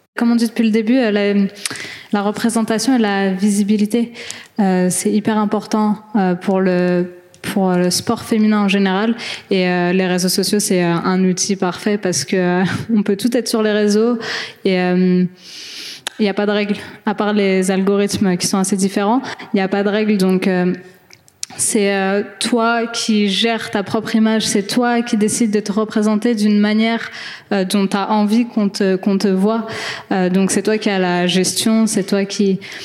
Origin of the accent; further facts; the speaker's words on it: France; en tant que Française algérienne